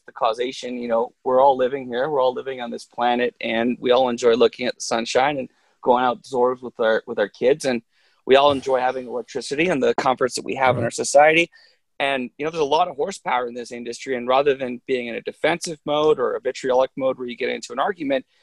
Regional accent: Vancouver, British Columbia, Canada; I grew up in Vancouver, Canada

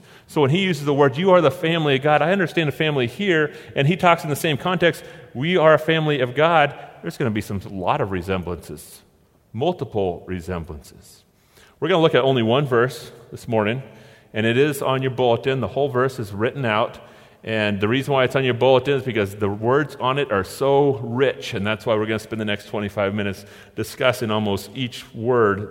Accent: Oregon, United States; we're from Oregon

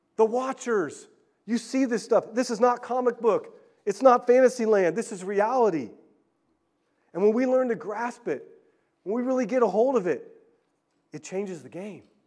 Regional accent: California, United States; I grew up in California and went off to the Bay Area.

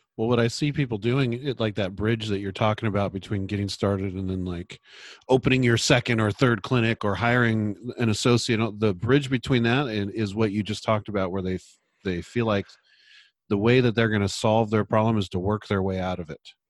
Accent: San Luis Obispo, California, United States; moved away as an adult; now in Portland, United States; practiced in my hometown, San Luis Obispo, California

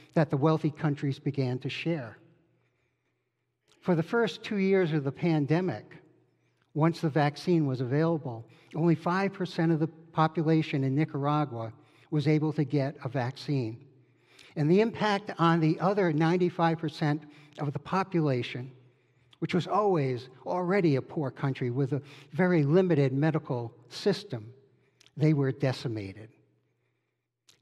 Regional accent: Rhode Island, United States; I grew up in Rhode Island

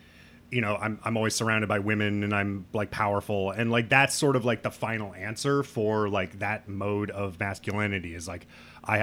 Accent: Midwest, United States; I'm from the Midwest

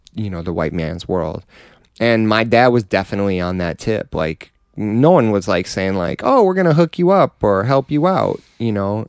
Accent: Detroit, Michigan, United States; Detroit. My, on my dad's side, we're from Tennessee

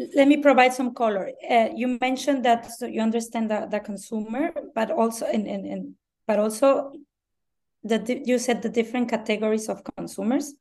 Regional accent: Mexico; first language Spanish; English is a second language; I'm Mexican. English is my second language.

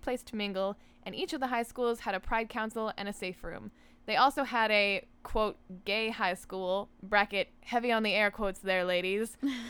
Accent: Ontario, Canada; So, I grew up in Northern Ontario in a town populated predominantly by black flies and trees, but there were some people there too.

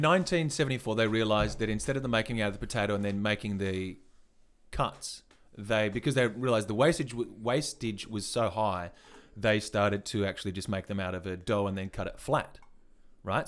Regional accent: Western Australia, Australia; we're from Northwest Australia

